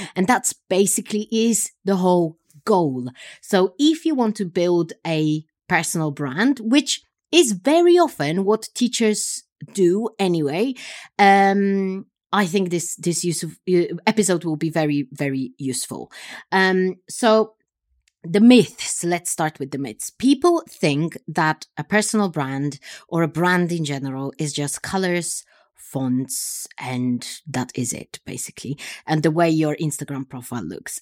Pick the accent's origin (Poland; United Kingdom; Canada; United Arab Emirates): Poland; I come from Poland